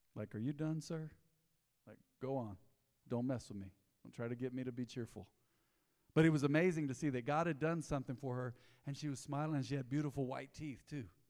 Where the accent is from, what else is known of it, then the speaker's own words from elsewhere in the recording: Roswell, United States; our church growing up in Roswell